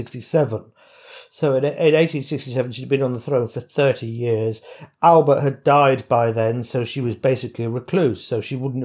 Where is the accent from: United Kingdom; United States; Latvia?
United Kingdom; England; We are English.